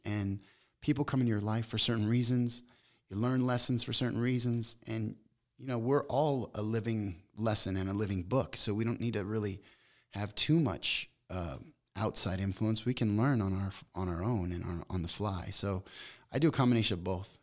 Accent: Las Vegas, Nevada, United States; moved away as an adult; also born or lived in Long Beach, California; I grew up in Vegas

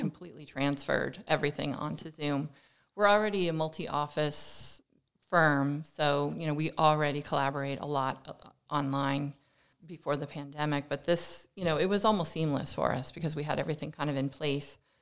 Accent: Lehigh Valley, Pennsylvania, United States; moved away as an adult; now in New Jersey, United States; I come from the Lehigh Valley in Pennsylvania

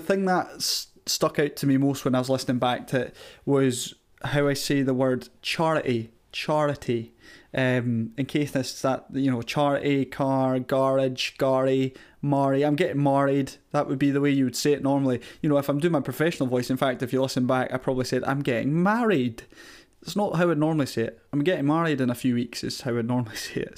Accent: Castletown, Scotland, United Kingdom; accent: Caithness; having grown up in this small neighbourhood of Castletown up in Caithness.

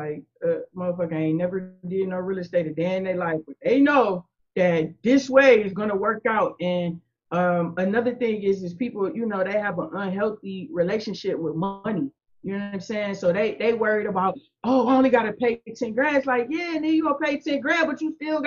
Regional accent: Akron, Ohio, United States; I grew up in Akron. I was actually born and raised in Akron

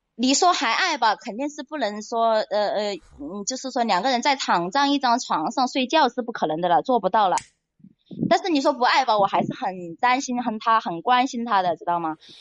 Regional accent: Hunan, China; now in Haining, China; 我是老家是湖南的

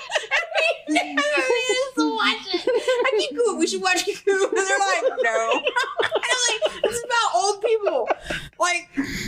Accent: the South, United States; I guess because I'm in the South. I grew up in the South.

